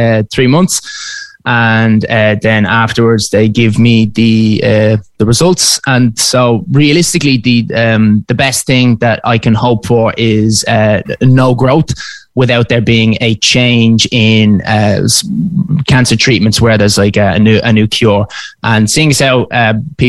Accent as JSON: {"language": "English", "town": "Dublin", "region": "Leinster", "country": "Ireland", "said": "I'm from Dublin. I'm currently there at the moment."}